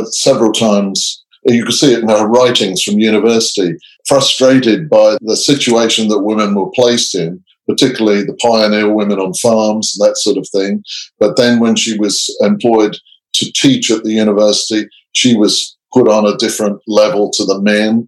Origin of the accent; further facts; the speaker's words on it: England, United Kingdom; also born or lived in Canada; now in Australia; I grew up in England. I lived in Canada for some years, and I live in Australia now.